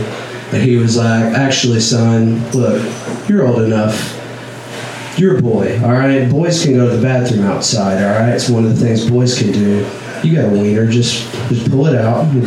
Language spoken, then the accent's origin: English; Northeast Texas, United States; moved away; I grew up in Northeast Texas, like my whole life. That's where I was born and raised